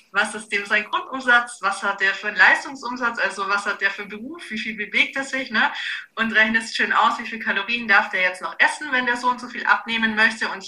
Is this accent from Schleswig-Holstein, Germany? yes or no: no; Augsburg, Bavaria, Germany; äh, ich komme aus Augsburg